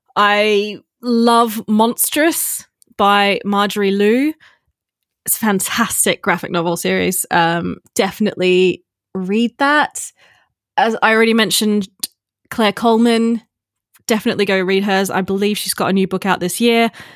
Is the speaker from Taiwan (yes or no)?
no; Australia; also born or lived in Texas, United States; I grew up in Australia